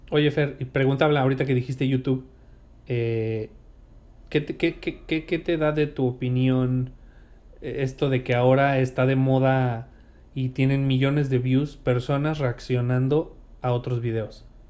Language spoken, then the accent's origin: Spanish; Mexico; uno como mexicano